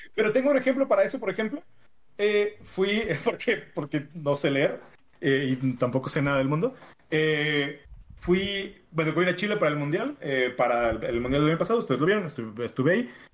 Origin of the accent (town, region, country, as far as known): Mexico